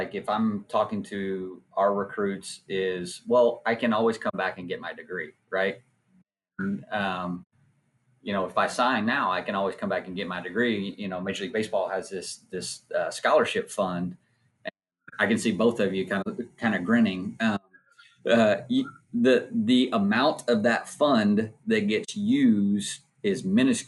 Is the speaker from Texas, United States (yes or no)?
yes; Nacogdoches, Texas, United States; me growing up in Nacogdoches, Texas